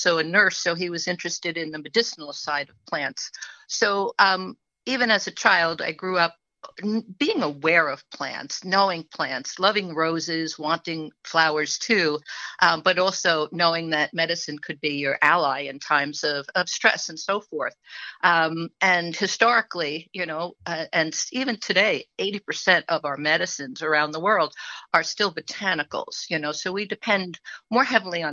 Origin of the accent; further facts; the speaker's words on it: Long Island, New York, United States; also born or lived in Staten Island, New York; now in Middlefield, New York, United States; I'm originally from Long Island